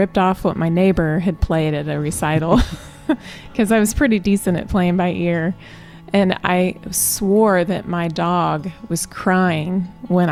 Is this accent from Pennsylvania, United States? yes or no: no; Southwest Missouri, United States; I grew up in Southwest Missouri